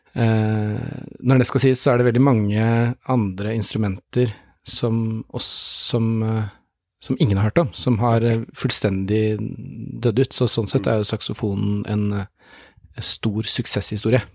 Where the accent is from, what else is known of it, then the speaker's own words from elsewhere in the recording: Oslo, Norway; moved away as an adult; now in Tromsø, Norway; Jeg er født i Oslo, men nå har jeg bodd mer enn halve livet i Tromsø.